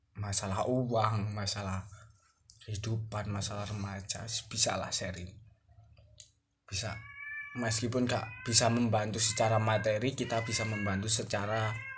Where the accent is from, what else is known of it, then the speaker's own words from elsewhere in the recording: Java, Indonesia; accent: medok (Javanese); saya medok